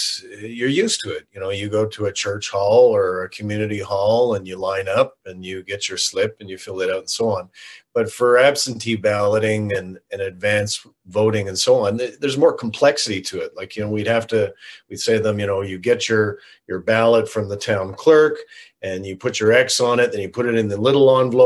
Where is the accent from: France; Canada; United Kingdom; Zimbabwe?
Canada; as a Canadian